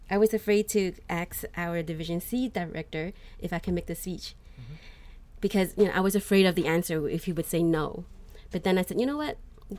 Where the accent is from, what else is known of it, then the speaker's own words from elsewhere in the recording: United States; I grew up here in the United States